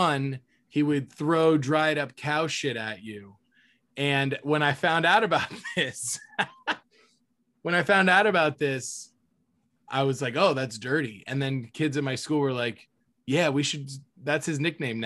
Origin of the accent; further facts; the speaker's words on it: Florida, United States; growing up in Florida